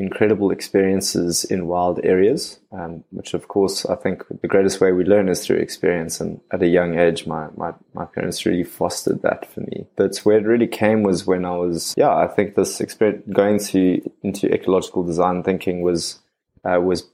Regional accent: Cape Town, Western Cape, South Africa; born and raised out of Cape Town

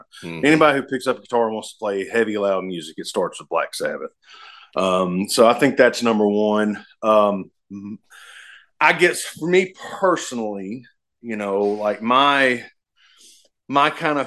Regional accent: the South, United States; I'm from the South

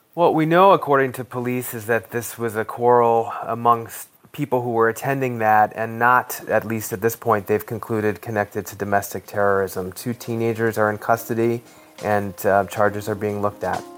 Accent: Colorado, United States; my home state of Colorado

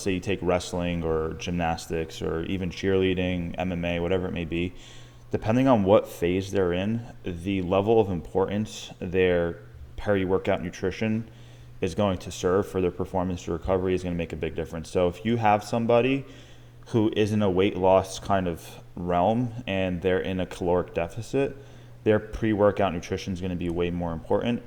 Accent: Long Island, New York, United States; now in Tampa, United States; I'm from Long Island, New York

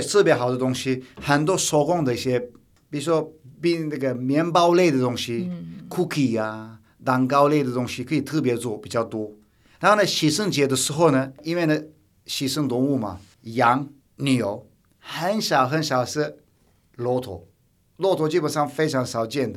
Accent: Turkey; Chinese is a second language; now in Taiwan; 我土耳其人在拜拜是清真寺嘛

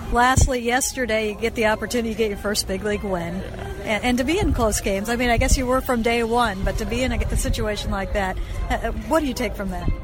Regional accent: Midwest, United States; I come from the Midwest

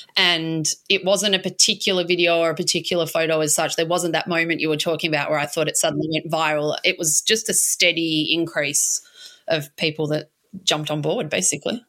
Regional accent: Melbourne, Victoria, Australia; moved away as an adult; also born or lived in Spain / Edinburgh, Scotland; now in Inverloch, Australia; I grew up in Melbourne, in St Kilda

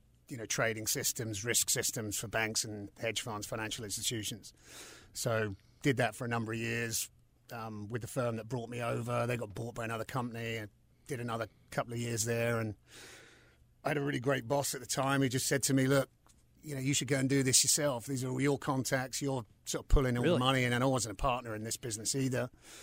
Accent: South East England, United Kingdom; moved away as an adult; also born or lived in London; now in United States; I'm originally from England. To London and the southeast. Moved to the States in 2004, so coming up for 20 years.

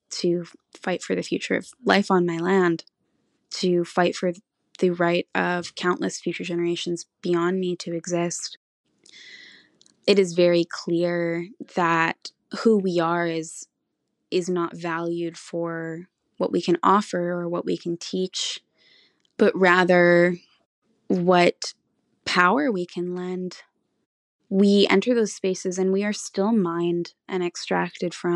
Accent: Tla'amin Nation, British Columbia, Canada; I'm from the Tla'amin Nation

